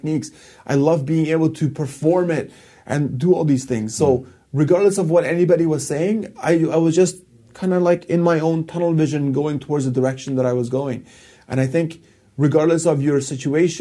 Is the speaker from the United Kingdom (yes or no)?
no; Afghanistan; now in Canada; I am from Afghanistan